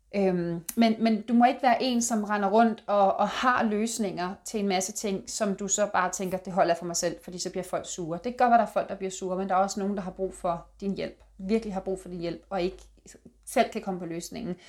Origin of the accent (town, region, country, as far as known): Denmark